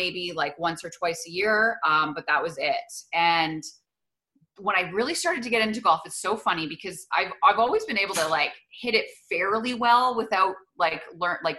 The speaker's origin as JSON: {"language": "English", "town": "Edmonton", "region": "Alberta", "country": "Canada", "tie": "born or raised there", "said": "I ended up coming back to a job in Edmonton, doing sports in my hometown."}